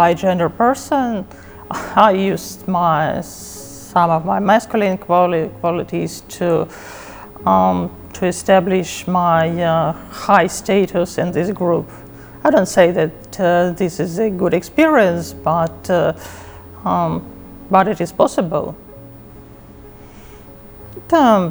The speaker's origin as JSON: {"language": "English", "country": "Russia", "said": "I'm from Russia"}